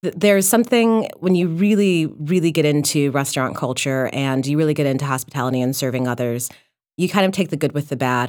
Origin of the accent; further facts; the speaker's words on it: Detroit, Michigan, United States; I was born and raised in Detroit